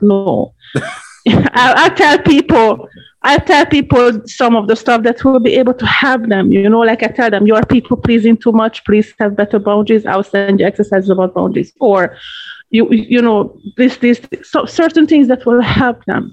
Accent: Hungary; moved away as an adult; now in Jamaica; I live in Jamaica 20 years now. I'm a citizen. I'm a dual citizen. Originally, I'm from Hungary, so I am a Hungarian citizen

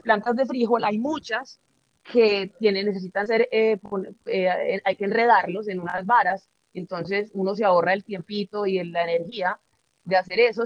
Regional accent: Antioquia, Colombia; aquí en Antioquia, de donde soy

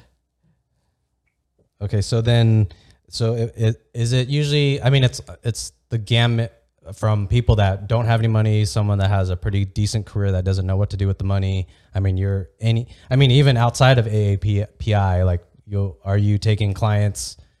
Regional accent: Santee, California, United States; I grew up in Santee, which is predominantly all white

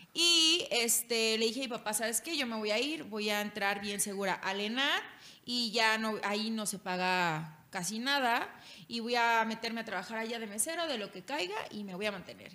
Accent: Culiacán, Sinaloa, Mexico; moved away as an adult; now in Mexico City, Mexico; Soy de Culiacán

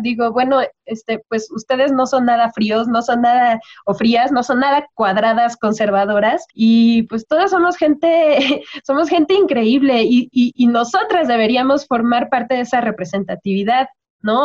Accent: Toluca, State of Mexico, Mexico; la gente de Toluca somos gente fría

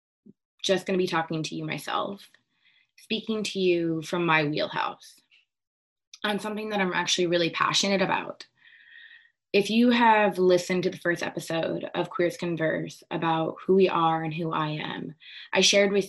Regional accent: Seattle, Washington, United States; born or raised there

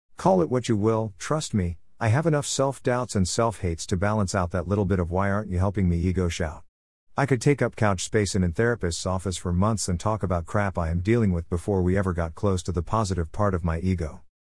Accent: Newfoundland and Labrador, Canada; I am the Newfoundlander who is trying to preserve some of our history

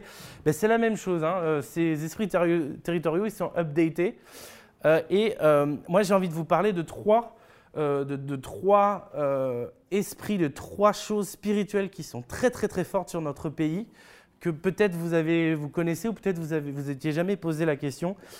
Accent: France; en tant que Français

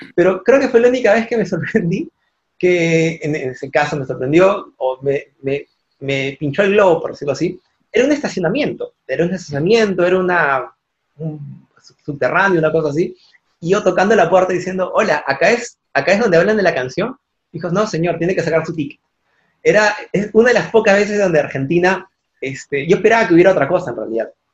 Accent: Peru; yo soy peruano

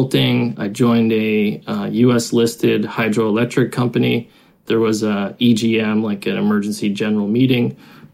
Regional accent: United States; moved away as an adult; now in China; I'm American. I've been in China 12 years.

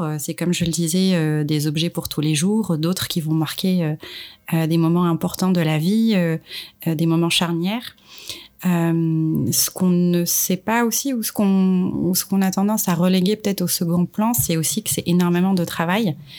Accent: Marrakesh, Marrakesh-Safi, Morocco; moved away as an adult; also born or lived in Casablanca, Morocco; now in France; née à Casablanca et j'ai grandi à Marrakech. Euh, je suis arrivée en France il y a maintenant 13 ans pour, euh, pour finir mes études

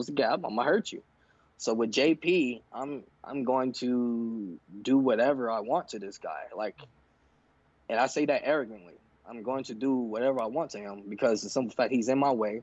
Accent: Chicago, Illinois, United States; I'm from Chicago

